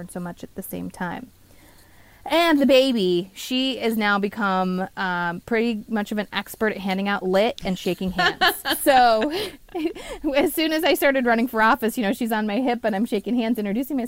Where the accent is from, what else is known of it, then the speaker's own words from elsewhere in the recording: Oregon, United States; moved away as an adult; now in Pennsylvania, United States; I was born and raised in Oregon